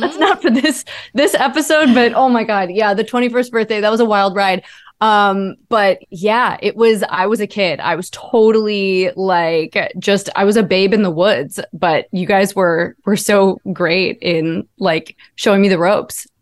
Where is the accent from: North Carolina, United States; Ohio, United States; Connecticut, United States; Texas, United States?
Ohio, United States; I grew up in Ohio